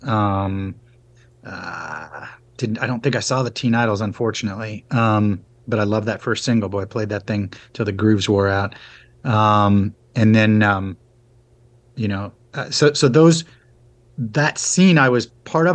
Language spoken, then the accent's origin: English; Arlington, Virginia, United States; moved away; also born or lived in California / Boston; I basically grew up on the East Coast, um, in in Arlington, Virginia, basically DC